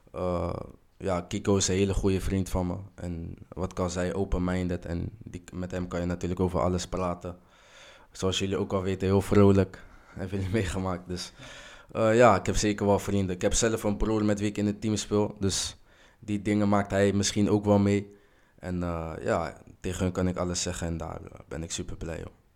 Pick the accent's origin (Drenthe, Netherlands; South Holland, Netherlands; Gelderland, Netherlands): South Holland, Netherlands; Rotterdam; now in Schiedam, Netherlands; geboren in Rotterdam, woonachtig in Schiedam